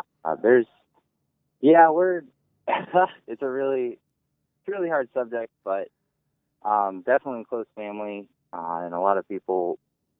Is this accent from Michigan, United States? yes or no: no; Ohio, United States; also born or lived in Akron, Ohio / Wooster, Ohio; we're from Ohio